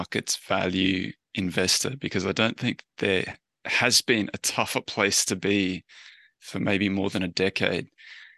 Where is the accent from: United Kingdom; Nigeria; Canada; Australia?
Australia; I'm Australian